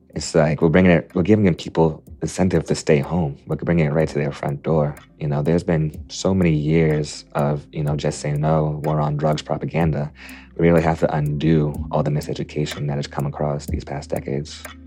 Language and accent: English; Quincy, Massachusetts, United States; I was a seventeen-year-old senior at Quincy High. in Quincy, Massachusetts, my hometown